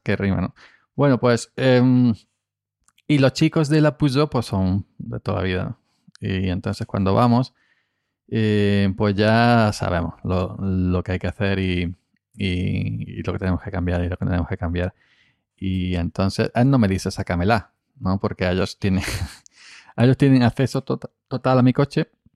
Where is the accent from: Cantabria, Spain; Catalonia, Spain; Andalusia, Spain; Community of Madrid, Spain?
Andalusia, Spain; aquí en Andalucía